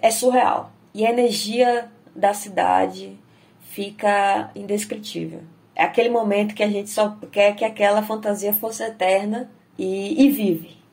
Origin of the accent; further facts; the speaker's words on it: Salvador, Bahia, Brazil; nasci e cresci em Salvador